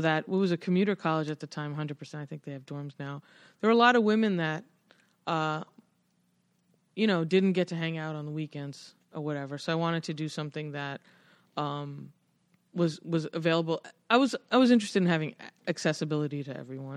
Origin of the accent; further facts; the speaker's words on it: Westbury, New York, United States; also born or lived in London, United Kingdom / Flushing, Queens, New York; I first moved, I had Culture Shock going from Queens to Long Island.